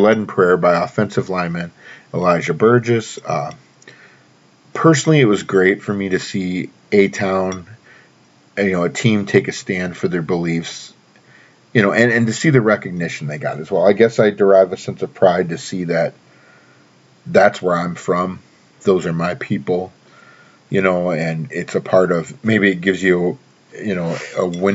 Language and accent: English; Baxter, Tennessee, United States; my hometown of Baxter, Tennessee